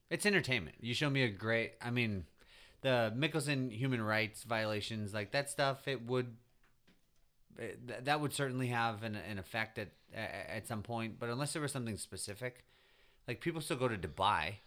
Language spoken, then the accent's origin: English; United States; as an American